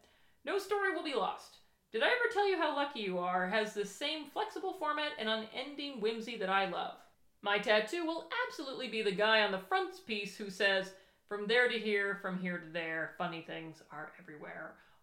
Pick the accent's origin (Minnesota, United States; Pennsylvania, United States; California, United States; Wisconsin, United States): Minnesota, United States; Minneapolis; when I was growing up in Minneapolis, there would be times when the phone would ring and my mother would have to go out and deal with bats.